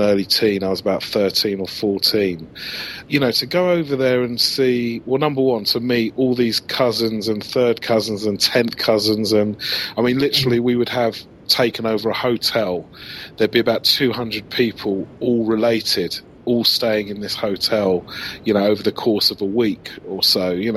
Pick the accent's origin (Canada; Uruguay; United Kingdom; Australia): United Kingdom; England; a black kid growing up in England